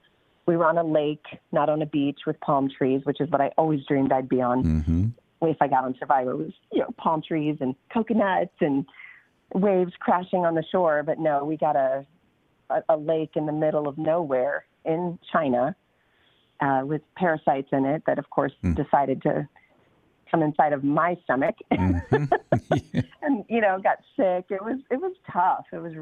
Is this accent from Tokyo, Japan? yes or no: no; Okinawa, Japan; I grew up in Okinawa, Japan. So I was used to the Oriental sort of, feel.